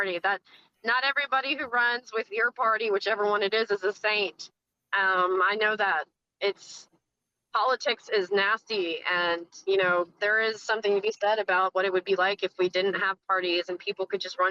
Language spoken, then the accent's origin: English; South Mississippi, United States; moved away; I grew up in South Mississippi, so that's my back, you know, yard.